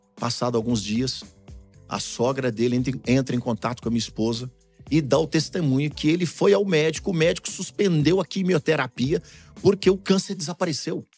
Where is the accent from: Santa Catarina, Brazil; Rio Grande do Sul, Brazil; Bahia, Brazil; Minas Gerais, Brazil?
Minas Gerais, Brazil; Belo Horizonte; moved away as an adult; also born or lived in Tocantins / São Paulo; now in Europe; lá no centro de Belo Horizonte, minha terra natal